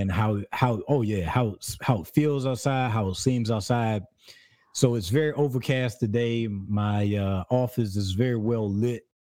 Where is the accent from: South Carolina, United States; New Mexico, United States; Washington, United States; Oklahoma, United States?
South Carolina, United States; also born or lived in California; now in Georgia, United States; I'm from South Carolina